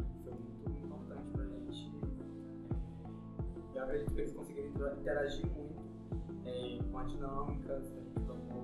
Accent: Brazil; eu sou de Aracujaba, sou do curso de Humanidades.

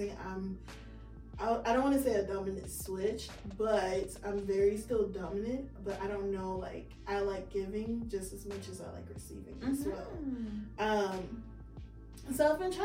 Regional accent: the South, United States; I'm from the South

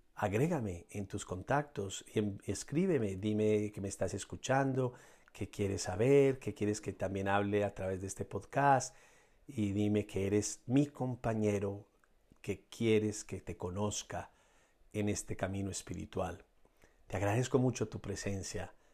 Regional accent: Colombia; en mi país, que es Colombia

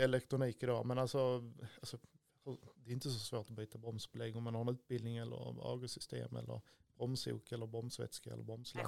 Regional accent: Stidsvig, Skåne, Sweden; also born or lived in Örkelljunga area (born in Örsjö); Och sen är jag uppvuxen i Stidsvig utanför Klippan

